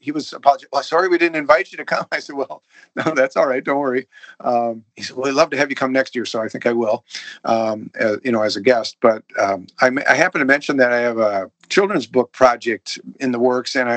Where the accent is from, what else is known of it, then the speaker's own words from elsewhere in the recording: St. Paul, Minnesota, United States; moved away; I grew up in St. Paul